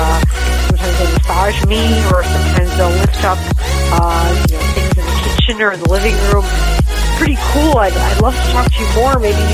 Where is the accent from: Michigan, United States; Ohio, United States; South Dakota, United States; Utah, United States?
Utah, United States; I'm from Utah.